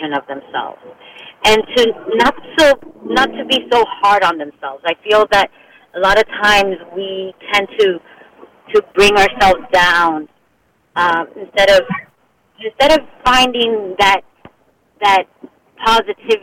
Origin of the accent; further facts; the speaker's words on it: Miami, Florida, United States; now in Los Angeles, United States; I was raised in Miami.